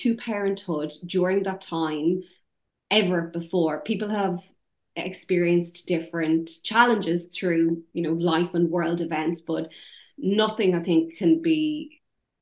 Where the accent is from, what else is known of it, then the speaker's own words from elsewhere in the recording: Ireland; accent: Irish; now in United Kingdom; my Irish accent